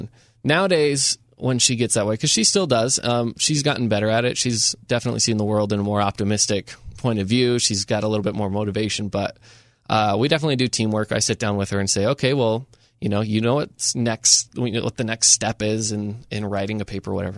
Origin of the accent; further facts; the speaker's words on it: Enterprise, Utah, United States; now in Saint George, United States; I grew up in a small town. I grew up in Enterprise.